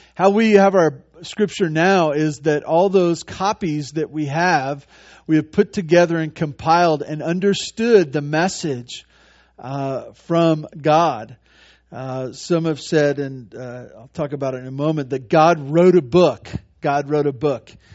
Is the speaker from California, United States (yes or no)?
yes; Santa Barbara, California, United States; I grew up in Santa Barbara.